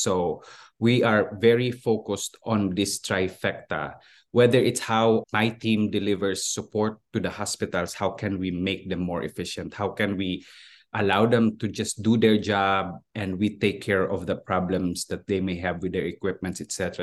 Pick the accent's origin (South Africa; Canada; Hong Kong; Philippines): Philippines; moved away as an adult; also born or lived in Switzerland; now in United States; I was born and raised and educated in the Philippines, and I moved here in the U S twenty-three years ago